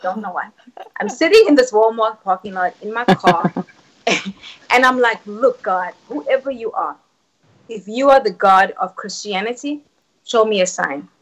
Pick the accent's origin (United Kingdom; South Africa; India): South Africa; moved away; I was born and raised in South Africa.